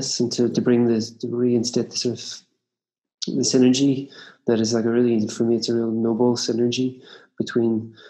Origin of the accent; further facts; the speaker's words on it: Northern Ireland, United Kingdom; I grew up in Ireland. In the north of Ireland and just on the edge of town in suburbia.